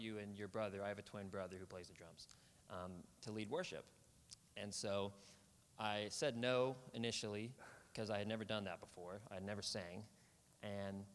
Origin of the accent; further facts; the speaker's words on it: Olathe, Kansas, United States; moved away as an adult; now in Oklahoma, United States; I'm from Kansas City, a suburb of Olathe, Kansas, on the Kansas side of Kansas City. Grew up on the Missouri side, moved to the Kansas side when I was 5 or 6